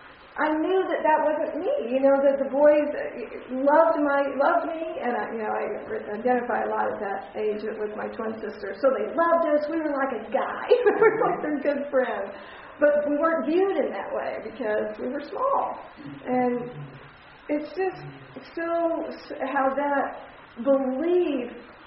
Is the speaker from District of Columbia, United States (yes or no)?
no; Texas, United States; and I grew up in Texas, and so you wait till you get married to have sex